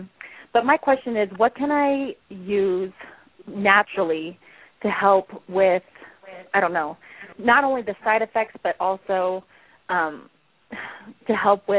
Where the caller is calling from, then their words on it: Colorado, United States; I'm calling from Colorado.